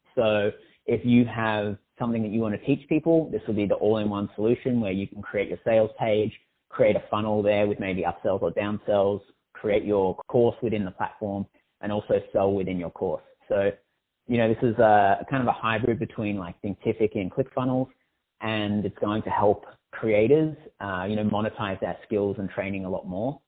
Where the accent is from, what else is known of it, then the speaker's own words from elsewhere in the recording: Australia; I'm Australian